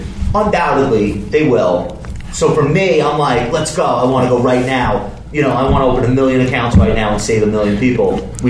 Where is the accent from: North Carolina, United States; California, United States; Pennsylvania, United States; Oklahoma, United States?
California, United States; Compton; Well, growing up in Compton I had those kind of formative influences and stuff.